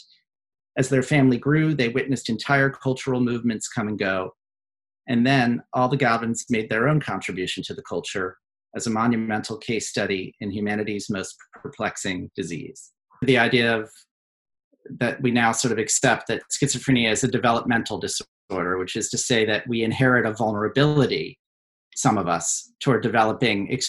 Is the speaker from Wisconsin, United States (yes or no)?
no; suburban Maryland, United States; moved away as an adult; now in New York, United States; I grew up in suburban Maryland. We're a Baltimore family, but not the Wire Baltimore, more like Diner Baltimore.